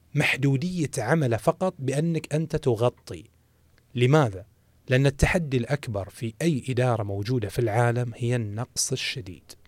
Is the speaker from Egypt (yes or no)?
no; Saudi Arabia; الموجود عندنا في المملكة العربية السعودية